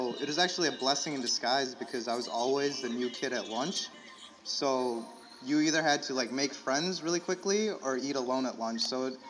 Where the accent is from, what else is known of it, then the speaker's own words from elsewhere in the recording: San Francisco, California, United States; also born or lived in Illinois; But I was told I was born in San Francisco. I was raised in Cali. I was a Cali boy.